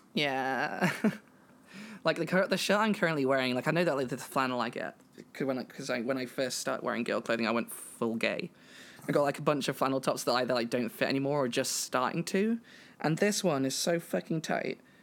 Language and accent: English; England, United Kingdom; I'm a British trans woman from Britain and England, and that sort of thing, that general area